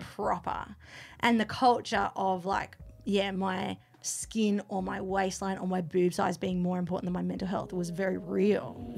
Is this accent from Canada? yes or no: no; Canberra, Australian Capital Territory, Australia; moved away; I grew up here, but I moved back three years ago